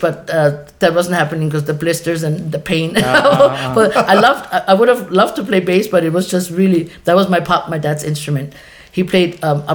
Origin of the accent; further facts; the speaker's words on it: Germany; moved away as an adult; now in Hawaii, United States; made in Hawaii, born and raised in Germany. 18 years, 17 too many